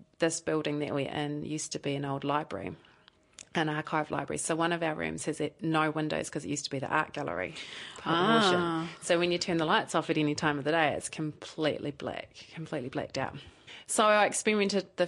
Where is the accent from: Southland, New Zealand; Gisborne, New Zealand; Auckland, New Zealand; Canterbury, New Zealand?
Southland, New Zealand; Invercargill; now in Dunedin, New Zealand; I actually grew up in Invercargill, so I'm born and bred Southlander